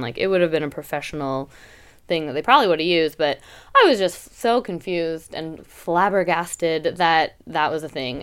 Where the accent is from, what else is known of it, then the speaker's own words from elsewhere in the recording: Canada; now in Portland, United States; I'm Canadian